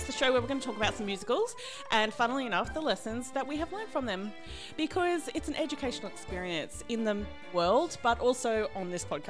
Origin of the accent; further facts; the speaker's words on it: Brisbane, Queensland, Australia; I'm from Brisbane